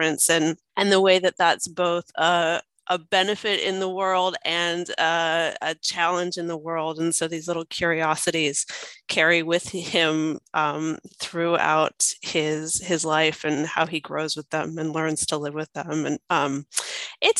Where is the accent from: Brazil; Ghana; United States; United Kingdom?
United States; now in Australia; I'm American, my husband's Serbian, but they feel like they're Australian